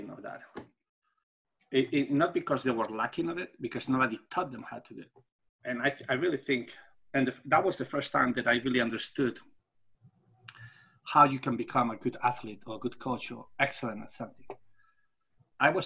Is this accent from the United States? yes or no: no; Spain; English is a second language; moved away as an adult; I come from Europe, and the way they taught us how to, in Spain, when I had my title of superior coach